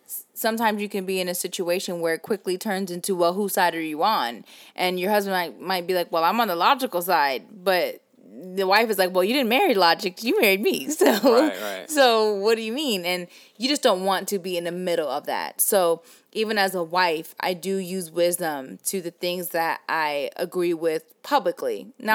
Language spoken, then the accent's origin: English; the South, United States; accent: Southern; I'm just actually really proud of my Southern accent